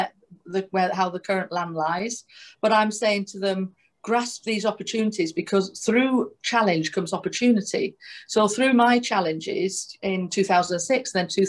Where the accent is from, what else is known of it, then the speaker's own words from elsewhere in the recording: Manchester, North West England, United Kingdom; I'm from Manchester